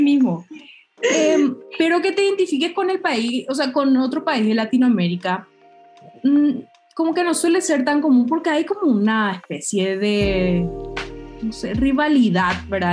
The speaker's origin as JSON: {"language": "Spanish", "country": "Paraguay", "moved": "as an adult", "lives_now": "Mexico", "said": "somos dos paraguayas"}